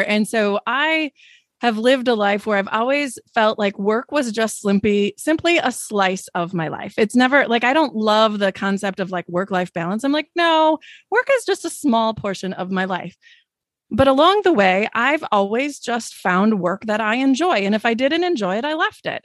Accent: Wisconsin, United States; I'm from Wisconsin

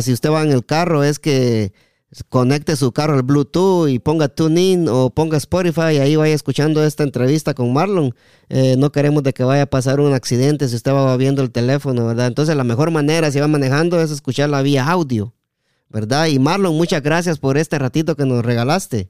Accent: El Progreso, Jutiapa, Guatemala; also born or lived in Las Malvinas; now in United States; estamos aquí en Estados Unidos y somos de Jutiapa, del Progreso especialmente

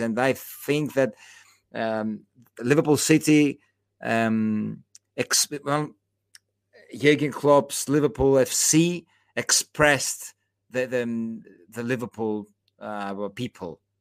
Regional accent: Patras, Western Greece, Greece; now in Athens, Greece; I was born in Patras, uh, in, in, in the, the, the third most, you know, the third biggest city in, in, in, in, uh, in Greece, but I live in Athens

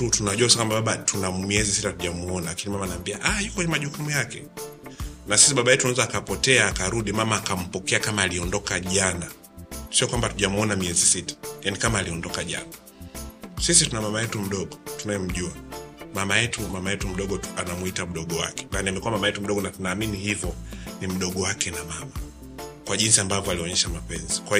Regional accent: Dar es Salaam, Tanzania; born there; Mi ndo nimezaliwa Dar es Salaam Lugalo.

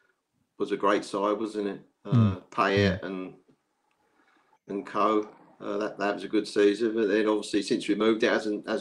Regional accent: Romford, London, United Kingdom; Because where I used to live, I was born in Romford, brought up in Romford.

